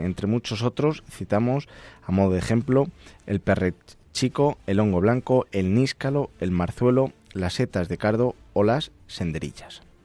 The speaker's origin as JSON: {"language": "Spanish", "region": "Castile and León", "country": "Spain", "said": "somos castellanos"}